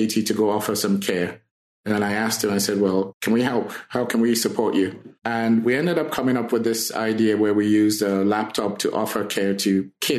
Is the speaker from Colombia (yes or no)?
no; Nigeria; moved away as an adult; also born or lived in Grenada / Chicago, United States; now in Saskatchewan, Canada; I was born in Nigeria and moved out of Nigeria when I was in my early 20s.